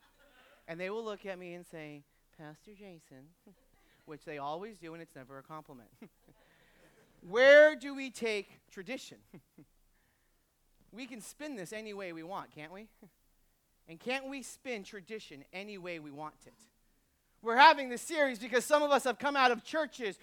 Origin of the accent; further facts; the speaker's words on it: New England, United States; moved away; I grew up in New England